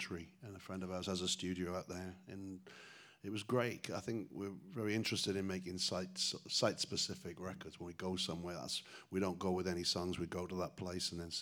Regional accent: Newport, Wales, United Kingdom; now in Chicago, United States; Newport, my hometown.

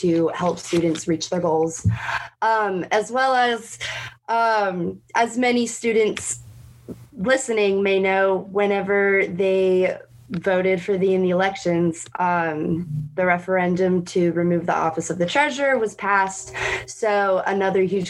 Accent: Leesburg, Virginia, United States; I am originally from Leesburg, Virginia, which is outside of Washington, D.C.

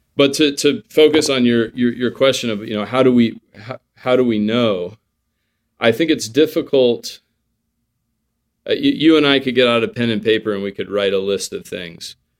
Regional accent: United States; as an American, you know, raised on, um, you know, Fourth of July

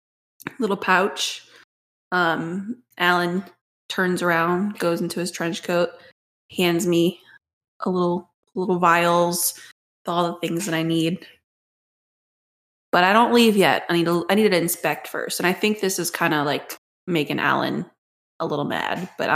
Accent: New Jersey, United States; Wait, no, I'm from Jersey.

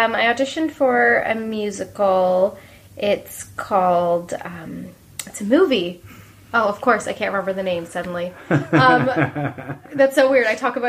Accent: Ottawa, Ontario, Canada; I grew up in Ottawa.

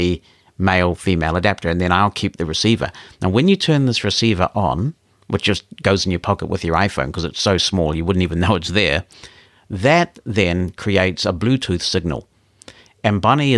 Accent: New Zealand; my home country of New Zealand

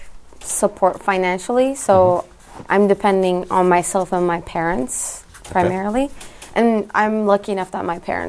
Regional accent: Istanbul, Turkey; moved away as an adult; I'm from Turkey, Istanbul, and I came to the Kubert School 4 years ago

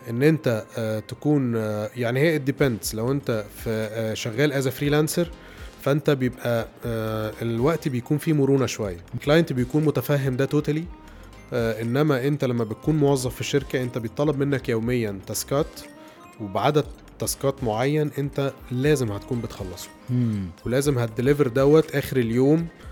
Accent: Alexandria, Alexandria Governorate, Egypt; moved away as an adult; also born or lived in Cairo; وأنا اسكندراني

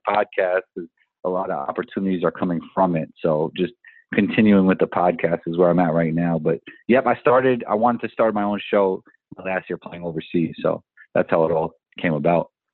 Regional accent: New York City, New York, United States; I grew up in Riverdale in the Bronx

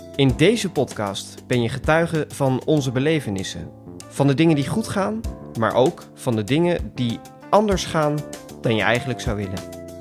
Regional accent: Markelo, Overijssel, Netherlands; Ik groeide op in het Twentse dorpje Markelo

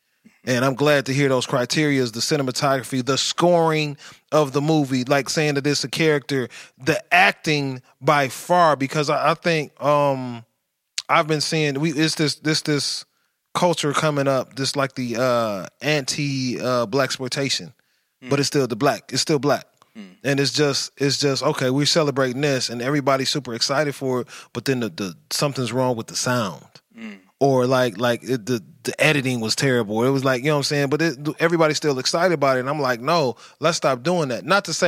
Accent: Atlanta, Georgia, United States; I'm from Atlanta. I'm a celebrity.

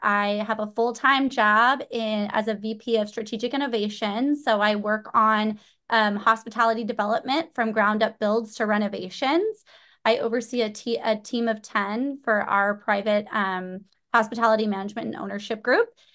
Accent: Orange County, Southern California, United States; I grew up in Southern California, Orange County, my whole life, so I have never really left

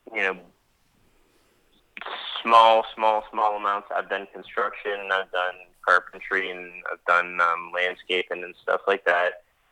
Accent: Pittsburgh, Pennsylvania, United States; moved away; my hometown of Pittsburgh, Pennsylvania. That's my hometown

